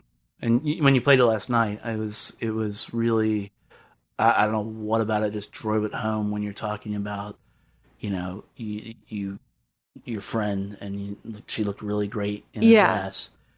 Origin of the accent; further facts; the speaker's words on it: Lynchburg, Virginia, United States; I grew up in Southwest Virginia, so in Lynchburg.